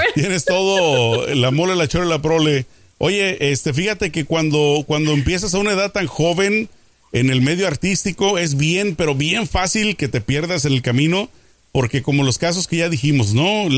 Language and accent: Spanish; Mexico; now in United States; como mexicano